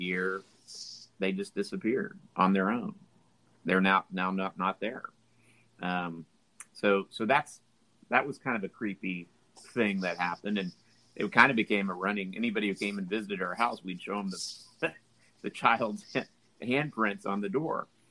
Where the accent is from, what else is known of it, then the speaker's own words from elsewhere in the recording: Tulsa, Oklahoma, United States; I grew up in Midtown Tulsa.